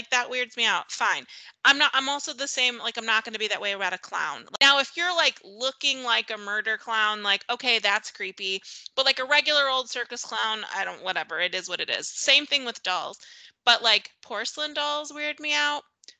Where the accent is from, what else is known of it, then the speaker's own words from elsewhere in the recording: Cuyahoga Falls, Ohio, United States; I grew up in Northeast Ohio in a town called Cauga Falls. If you know where that is, I will give you a prize because nobody knows where that is. It's like 40 minutes south of Cleveland.